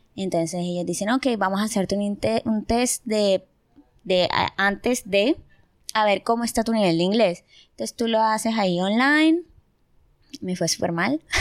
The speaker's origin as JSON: {"language": "Spanish", "town": "Barranquilla", "region": "Atlántico", "country": "Colombia", "moved": "as an adult", "lives_now": "Germany", "said": "soy de Colombia, tengo 22 años, estoy en Alemania hace"}